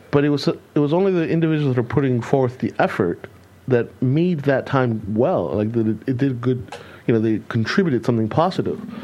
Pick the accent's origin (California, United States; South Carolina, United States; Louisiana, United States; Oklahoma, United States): California, United States; moved away as an adult; also born or lived in Texas; now in Germany; I grew up in California where there was no um, no fireworks allowed.